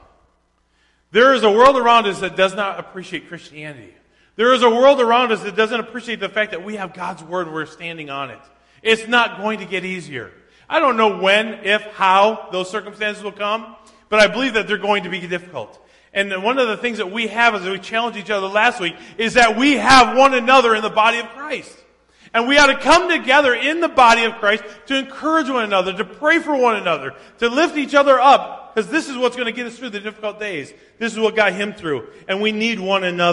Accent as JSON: {"language": "English", "region": "Minnesota", "country": "United States", "tie": "born or raised there", "said": "growing up in Minnesota, the only time we ever got up before daylight was to go deer hunting."}